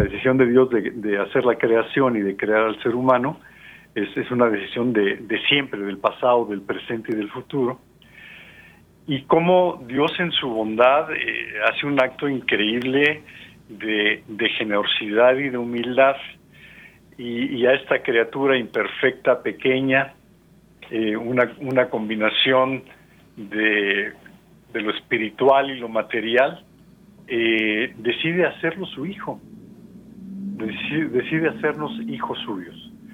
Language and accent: Spanish; Mexico; somos mexicanos, por ejemplo, nosotros dos